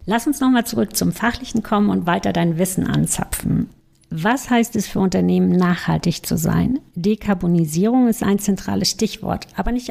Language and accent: German; Hallein, Salzburg, Austria; Wo bist du geboren? In Hallein in Österreich.